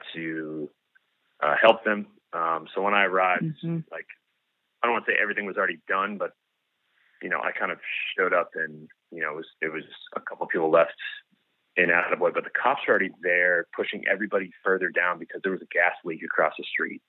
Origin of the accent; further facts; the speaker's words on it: Northeast, United States; moved away; I've grown up in the Northeast and been through plenty of hurricanes